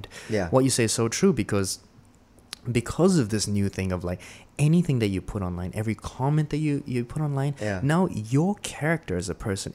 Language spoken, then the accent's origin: English; New Zealand; now in Singapore; one of the things that shocked me when I came from New Zealand to Singapore was people say, oh, I need to go shit.